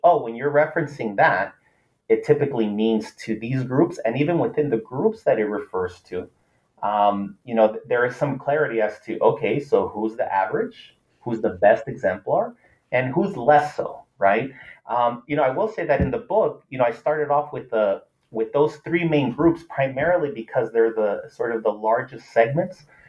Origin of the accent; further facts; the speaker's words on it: Los Angeles, California, United States; first language Spanish; English is a second language; growing up